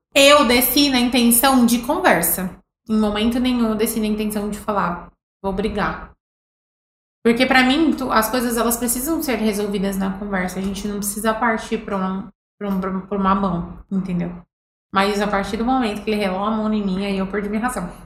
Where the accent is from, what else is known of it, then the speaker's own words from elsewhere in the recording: São Paulo, Brazil; moved away; Eu sou de São Paulo